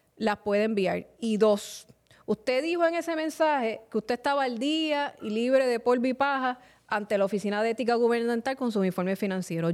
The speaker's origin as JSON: {"language": "Spanish", "town": "Carolina", "country": "Puerto Rico", "said": "mi pueblo de Carolina"}